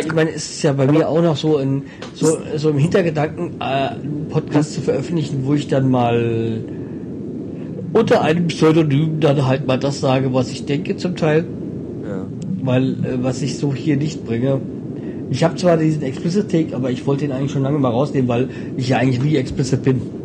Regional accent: Hesse, Germany; als Hesse

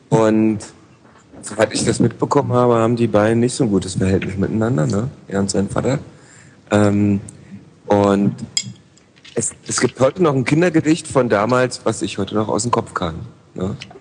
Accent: Berlin, Germany; ich komme halt aus Lichtenberg

